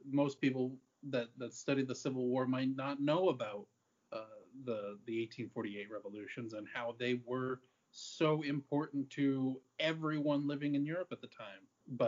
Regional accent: Ireland; As an Irish person, I can't disparage the Irish Brigade.

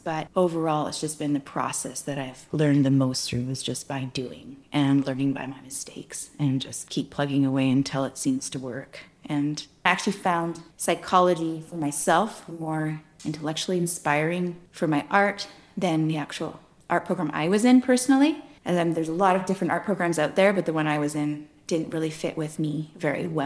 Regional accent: Victoria, British Columbia, Canada; also born or lived in Hazelton, British Columbia; most of my life, I grew up on the island in Victoria

